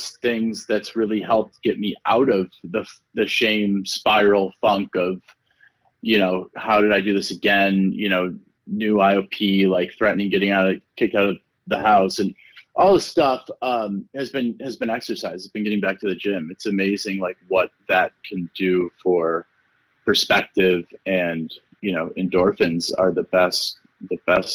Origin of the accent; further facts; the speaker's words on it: East Coast, New York, United States; moved away as an adult; now in Los Angeles, United States; growing up on the East Coast and in New York